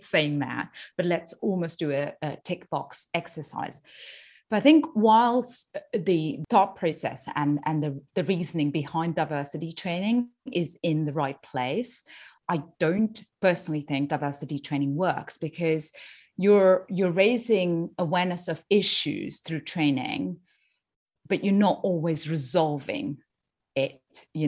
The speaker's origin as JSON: {"language": "English", "country": "India", "moved": "yes", "said": "So I'm from India originally. I've lived outside in 5 or 6 countries around the world."}